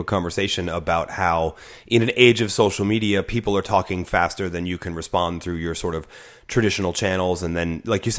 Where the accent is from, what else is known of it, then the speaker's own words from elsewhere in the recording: United States; as an American